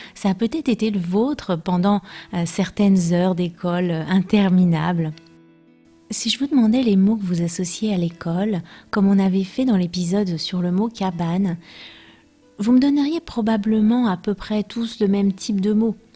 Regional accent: France; je suis française

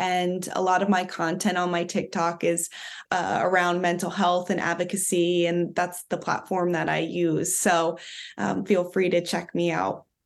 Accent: Philadelphia, Pennsylvania, United States; I'm from Philadelphia

